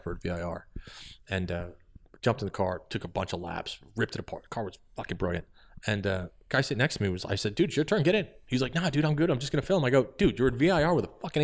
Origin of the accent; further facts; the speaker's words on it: New York, United States; moved away; as a New Yorker